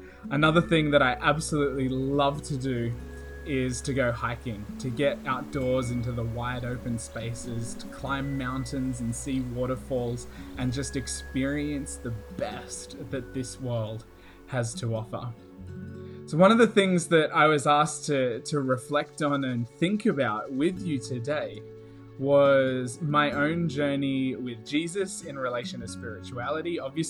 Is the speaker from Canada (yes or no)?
no; Australia; now in Riverside, United States; as you can hear from my accent and from my voice, I don't actually come from America at all. I have just moved here, actually, from Queensland, Australia